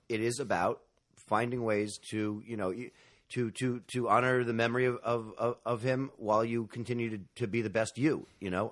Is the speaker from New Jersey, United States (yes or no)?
no; New York, United States; I'm a native New Yorker. I grew up in Manhattan